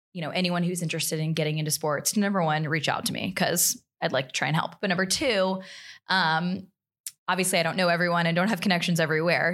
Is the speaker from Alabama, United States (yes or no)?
yes; Montgomery, Alabama, United States; moved away; I'm from Alabama originally. I'm from Montgomery